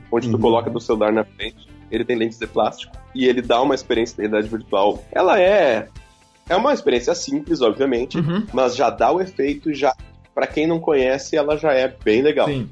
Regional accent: Santa Maria, Rio Grande do Sul, Brazil; a gente é de Santa Maria, no Rio Grande do Sul

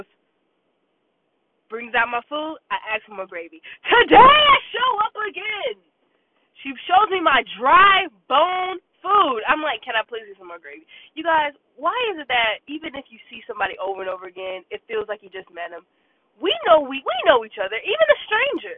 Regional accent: Jamaica; now in Decatur, Georgia, United States; my entire childhood was raised in Jamaica.

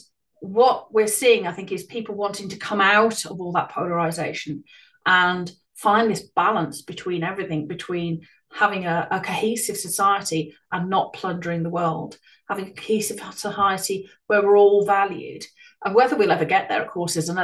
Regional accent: Ireland; moved away; I ended up moving back to Ireland with my mother or emigrating to Ireland for many years throughout my school and early teenage years

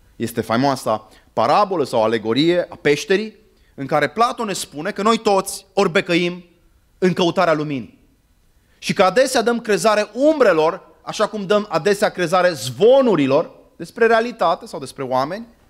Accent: Arad, Arad County, Romania; moved away; also born or lived in Târnova / Cluj-Napoca / London; am copilărit la Arad

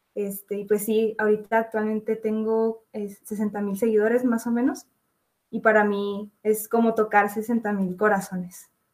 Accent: Chihuahua, Mexico; soy de Chihuahua, México, y tengo 20 años

